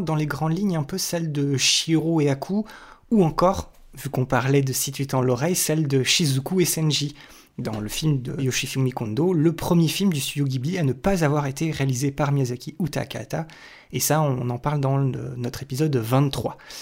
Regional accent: France; chez nous en France

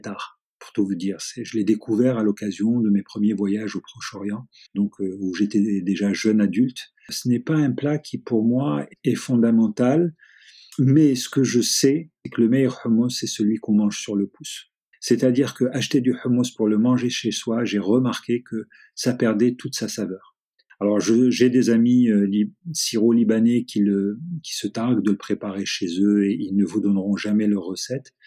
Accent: Algeria; Je suis né en Algérie, j'ai vécu en Algérie quasiment une bonne grande partie de ma vie

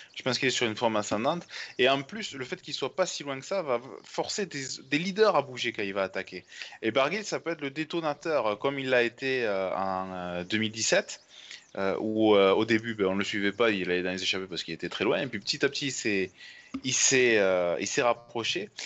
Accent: France; en tant que Français

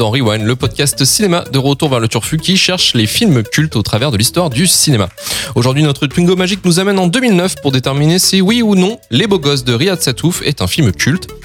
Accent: Rennes, Brittany, France; Je suis rennaise. la Bretagne, messieurs.

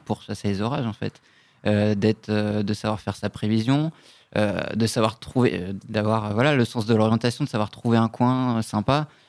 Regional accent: Brittany, France; j'ai grandi en Bretagne

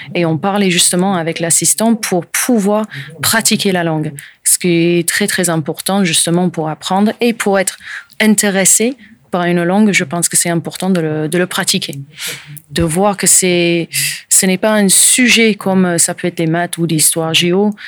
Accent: Portsmouth, South East England, United Kingdom; first language English; French is a second language; moved away as an adult; also born or lived in French Alps; now in Landes, France; je suis anglaise, je suis euh, de Portsmouth, au sud de l'Angleterre, où j'ai vécu euh, jusqu'à à peu près 2001

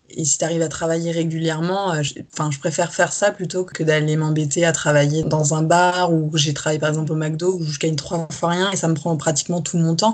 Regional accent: south-west France, France; moved away as an adult; also born or lived in Paris region, France; now in Paris, France; je suis française. Je suis née en région parisienne que j'ai quittée avec ma famille pour déménager dans le sud-ouest quand j'avais 10 ans jusqu'à mes 19 ans.

